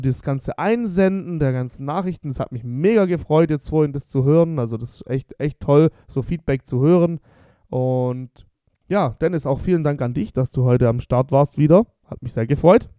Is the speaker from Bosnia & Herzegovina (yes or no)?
yes; Bosnia & Herzegovina; now in Germany; mein Heimatland Bosnien.